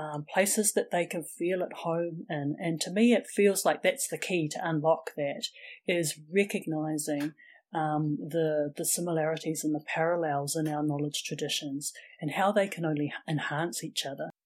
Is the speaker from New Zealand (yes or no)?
yes; Wellington, New Zealand; I was born and raised in Wellington, which is the capital city